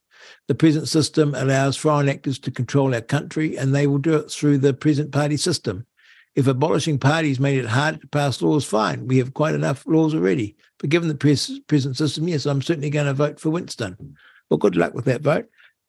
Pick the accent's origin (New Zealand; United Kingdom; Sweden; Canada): New Zealand; born there; But, hey, I was born in New Zealand in 1950. Then the country was certainly well governed.